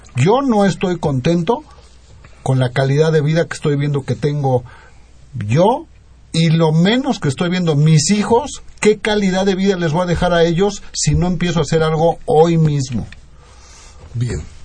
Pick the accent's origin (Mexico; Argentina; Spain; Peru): Mexico; como mexicanos